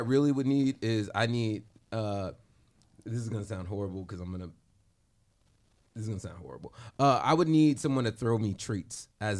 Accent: Chicago, Illinois, United States; I'm also from Chicago.

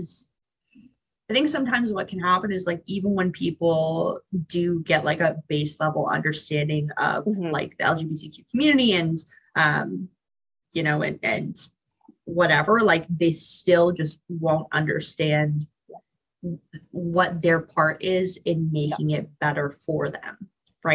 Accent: Barrie, Ontario, Canada; also born or lived in Hamilton, Ontario; I grew up in Barrie

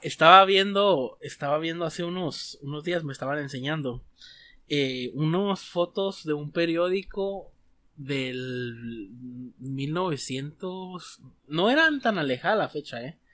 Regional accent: Mexico

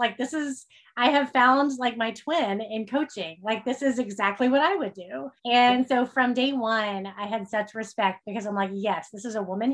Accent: Oklahoma, United States; I grew up in Oklahoma

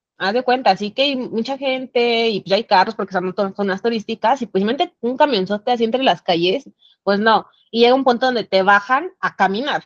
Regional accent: Mexico City, Mexico; de aquí de la Ciudad de México

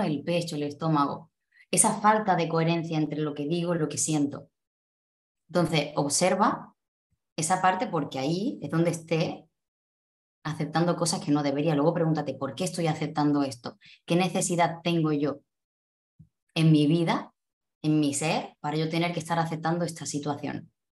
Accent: Cádiz, Andalusia, Spain; moved away as an adult; also born or lived in Málaga; yo soy de Andalucía, concretamente de Cádiz

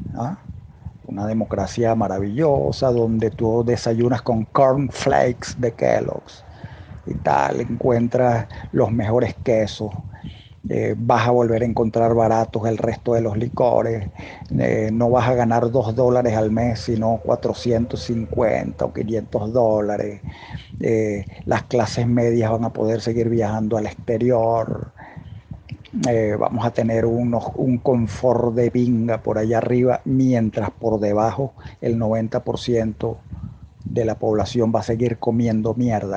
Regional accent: Venezuela; en Venezuela adoramos

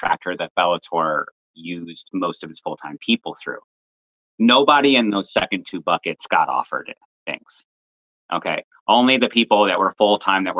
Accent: Florida, United States; I'm not a Californian, but just a jealous Floridian

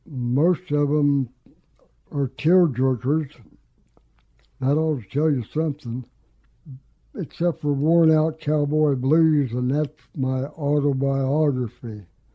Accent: New Mexico, United States; moved away; I came up here from New Mexico way back in 78, so I consider myself a native now. I'm even used to the rain.

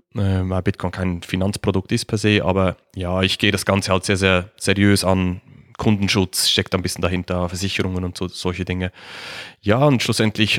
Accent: Switzerland; Wie man es wahrscheinlich hört, ich komme aus der Schweiz, ähm, sitze in der Nähe von Zürich.

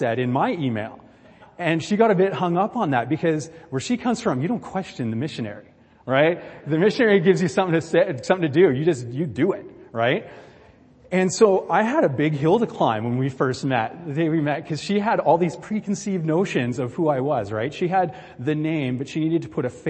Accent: Vancouver Island, British Columbia, Canada; I'm a BC guy, right? I'm from Vancouver Island

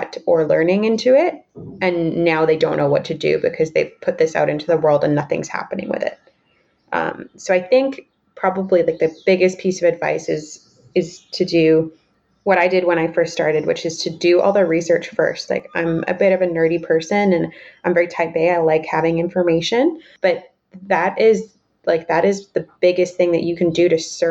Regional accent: Canada; I'm Canadian. I'm not American

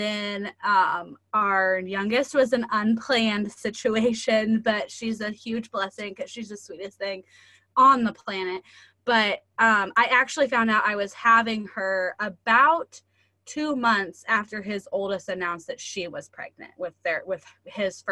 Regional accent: rural Indiana, United States; I live in super, super rural Indiana and less than 1,000 people in my hometown. And so my husband is actually, we still live here where we were both raised and went to school

